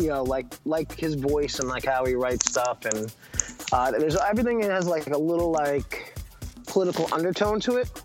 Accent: United States; I'm not ashamed to be American

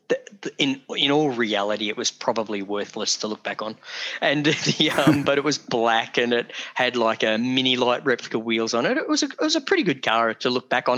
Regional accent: Geelong, Victoria, Australia; I grew up in Geelong, Victoria

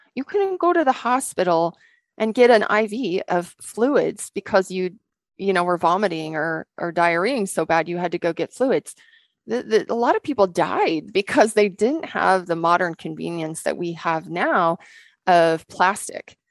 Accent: Rocky Mountains, Montana, United States; also born or lived in Western Washington; now in Montana, United States; Growing up in the Rocky Mountains and in the sunshine

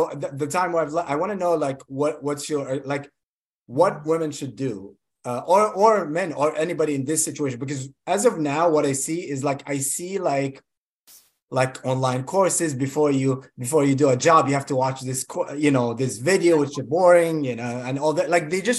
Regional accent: Egypt; also born or lived in Kuwait; I was born in Kuwait, but I'm Egyptian.

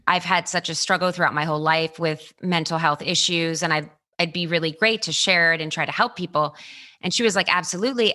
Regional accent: Baltimore, Maryland, United States; born or raised there; now in Los Angeles, United States

